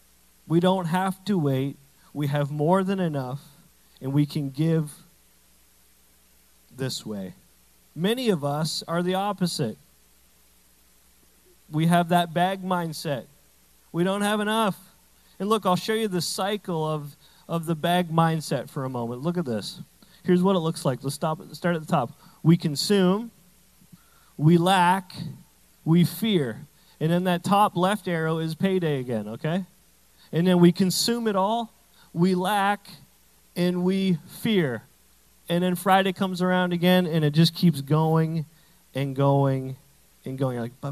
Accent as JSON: {"language": "English", "country": "Canada", "said": "I say bag weird because I'm Canadian partially."}